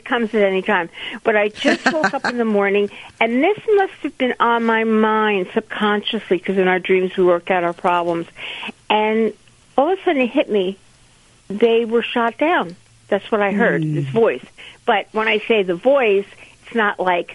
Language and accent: English; New Jersey, United States; I'm born and raised in Jersey